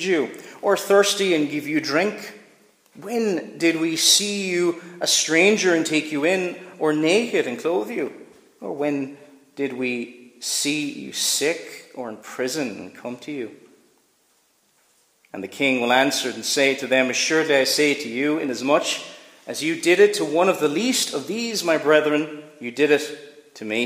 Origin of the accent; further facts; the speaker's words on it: Cork, Munster, Ireland; now in Northern Ireland, United Kingdom; I grew up in Cork, so we didn't know much about the royal family